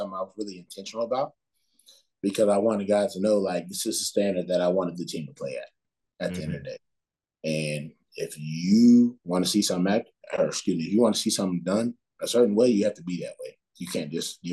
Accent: Ohio, United States; moved away as an adult; also born or lived in North Carolina; I grew up in Ohio

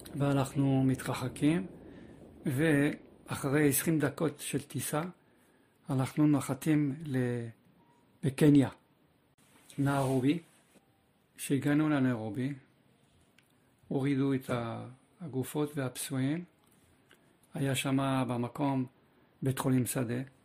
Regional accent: Paris, Île-de-France, France; also born or lived in Kfar Saba, Israel; now in Israel; גדלתי בצרפת, אה, בפריס

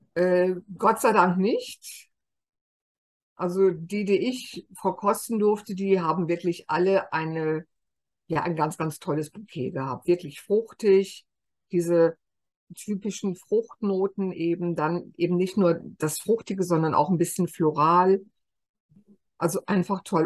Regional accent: Germany; wir immer so sagen als Deutsche

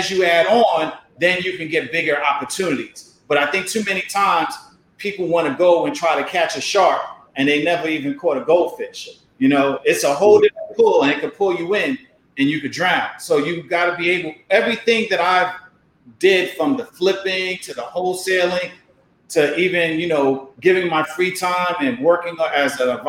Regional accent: New York City, New York, United States; moved away as an adult; also born or lived in Hampton, Virginia; I'm from Harlem. So growing up in Harlem

